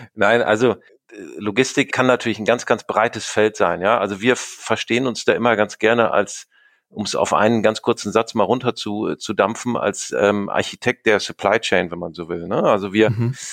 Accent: Greven, North Rhine-Westphalia, Germany; also born or lived in Duisburg; ich komme äh, gebürtig aus Greven bzw. Münster in Nordrhein-Westfalen, bin dort auch zur Schule gegangen

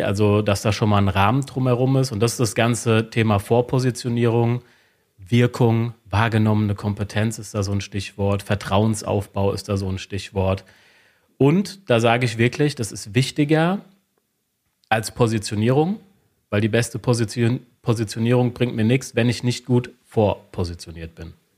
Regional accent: Wiesbaden, Hesse, Germany; ich bin aus Wiesbaden, bin 36 Jahre alt

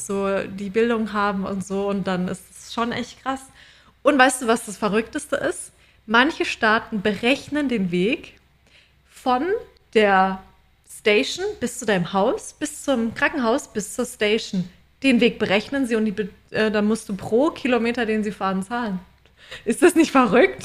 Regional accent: Germany; now in Australia; bei uns in Deutschland

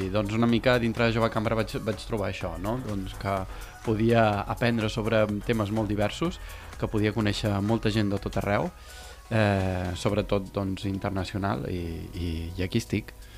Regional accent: Tarragona, Catalonia, Spain; de Catalunya, de Tarragona

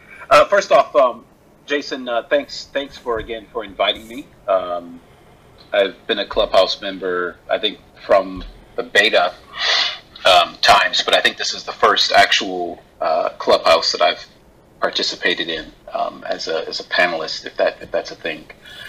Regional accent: just outside of Detroit, Michigan, United States; moved away as an adult; also born or lived in Nagoya, Japan; now in Tokyo, Japan; went back to Michigan, where I'm from originally, just outside of Detroit, and finished up college. Came back here in 2006 as an English teacher

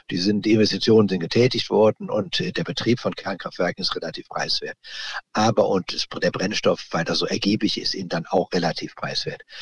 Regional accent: Jülich, North Rhine-Westphalia, Germany; Ich muss dazu sagen, ich komme aus Jülich.

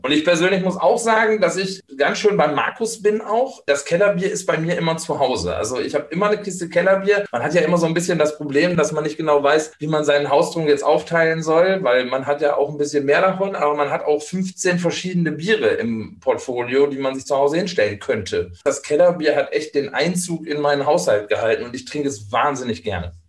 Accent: Steinfurt, North Rhine-Westphalia, Germany; ich bin aufgewachsen in der Nähe von Münster, in, in Steinfurt heißt es heute. Früher sagte man noch Borkhorst

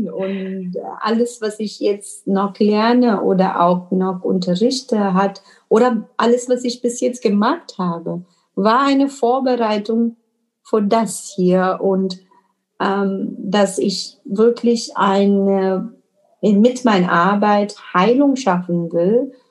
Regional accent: India; German is a second language; moved away; also born or lived in Middle East; bin ich hier seit neun Jahren, äh, unterrichte Yoga, bin Inderin und habe auch die Erfahrung im Leben, weil ich auch im Mittelosten gelebt habe, in Indien gelebt habe

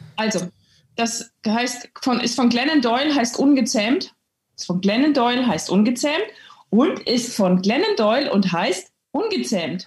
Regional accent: Thuringia, Germany; also born or lived in Halberstadt, Saxony-Anhalt; now in Switzerland; Also ich bin in Halberstadt geboren. Das ist in, im Harz, also von hier aus gesehen recht in der Nähe von Hannover. Die Deutschen steinigen mich dafür, weil es natürlich überhaupt nicht in der Nähe von Hannover ist, aber von hier aus gesehen. Und aufgewachsen bin ich in Thüringen.

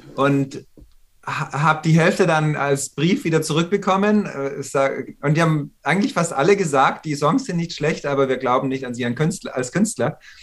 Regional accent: Munich, Bavaria, Germany; moved away as an adult; also born or lived in New York, United States; now in Los Angeles, United States; Und ich war in München geboren.

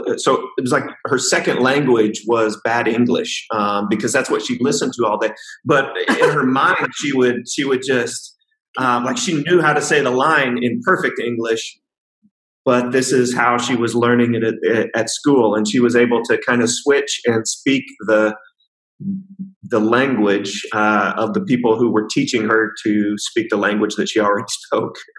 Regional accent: the middle of the United States, Midwest, United States; moved away as an adult; now in China; I grew up in uh, right in the middle of the United States uh, in a very rural, rural context

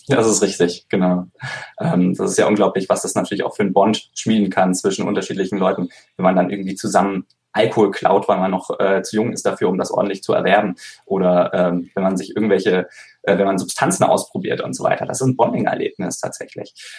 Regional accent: Konstanz, Baden-Württemberg, Germany; ich komme ursprünglich aus Konstanz am Bodensee

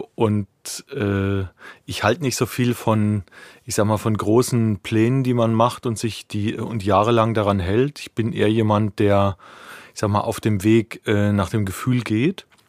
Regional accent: Ostheim, Bavaria, Germany; moved away as an adult; now in Berlin, Germany; ich komme ursprünglich aus der Rhön, das ist äh, das letzte Eck von Bayern, von Unterfranken

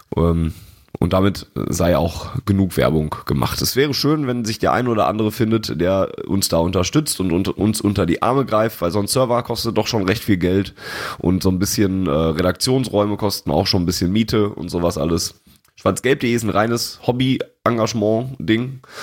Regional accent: Sauerland, North Rhine-Westphalia, Germany; bei uns im Sauerland

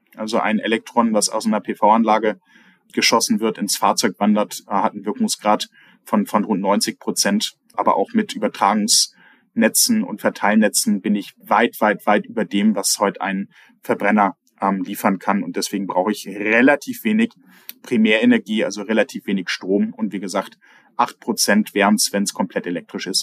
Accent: North Sea coast between Hamburg and Sylt, Schleswig-Holstein, Germany; now in Austria; Zwischen Hamburg und Sylt bin ich an der Nordseeküste aufgewachsen.

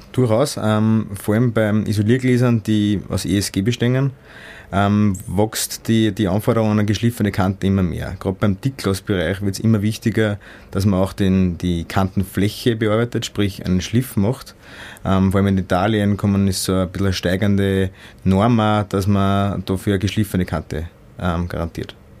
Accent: Austria; als Österreicher

